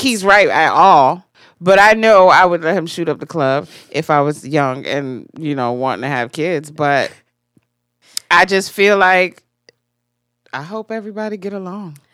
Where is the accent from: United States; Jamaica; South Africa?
Jamaica; I'm Jamaican.